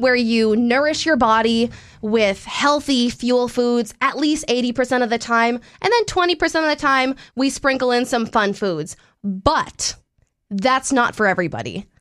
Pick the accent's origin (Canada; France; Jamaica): Canada; moved away as an adult; now in North Dakota, United States; I'm Canadian and it's a hockey community.